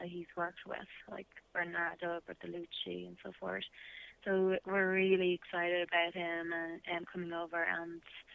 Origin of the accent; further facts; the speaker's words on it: Ireland; I'm Irish